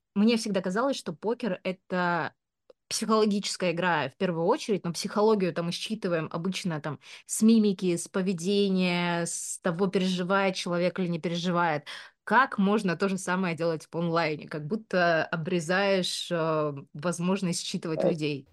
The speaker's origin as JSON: {"language": "Russian", "town": "Omsk", "region": "Omsk Oblast", "country": "Russia", "tie": "born or raised there", "moved": "yes", "said": "Я там родилась э, в Омске, и наоборот, э, знаешь, очень сильно хотела из этого Омска выбраться. Когда я была маленькая"}